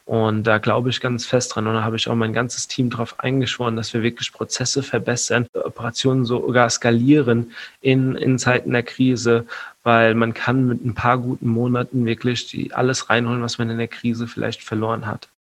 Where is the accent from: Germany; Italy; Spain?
Germany; Mainz, Rhineland-Palatinate; hier in äh, Mainz, wo ich herkomme